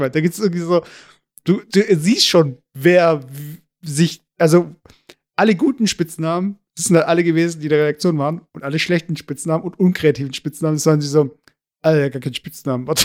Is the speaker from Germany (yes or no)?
no; Turkey; weil ich habe ja kein Problem mit, ja, ich bin Türke und ja, äh, Kümmel ist halt ein Gewürz